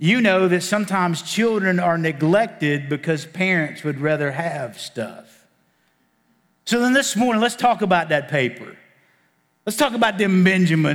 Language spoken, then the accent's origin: English; Appalachian Mountains, Virginia, United States; I'm from the Appalachian Mountains in Virginia